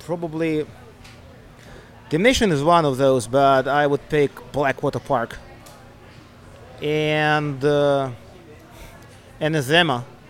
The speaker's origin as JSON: {"language": "English", "region": "Eastern Ukraine", "country": "Ukraine", "moved": "as an adult", "said": "We originally come from the east of Ukraine, the region which is in the war at the moment."}